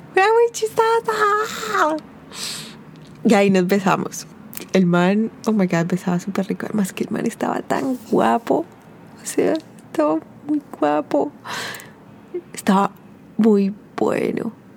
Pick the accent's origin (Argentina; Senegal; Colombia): Colombia; yo era de Colombia